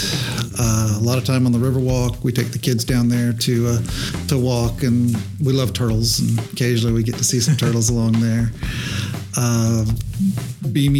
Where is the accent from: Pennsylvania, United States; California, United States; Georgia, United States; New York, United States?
Georgia, United States; Augusta; Augusta's my home. I was born in South Augusta. Raised, went to Butler High School, Augusta College